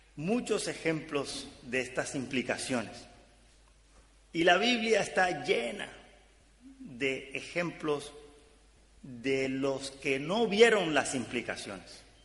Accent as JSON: {"language": "Spanish", "area": "Caribbean coast of Colombia", "region": "Caribbean Region", "country": "Colombia", "said": "yo soy de Colombia, del Caribe colombiano, eh, de la costa norte de Colombia"}